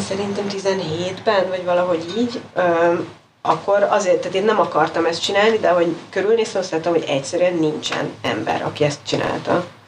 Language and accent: Hungarian; Hungary; first language Hungarian; moved away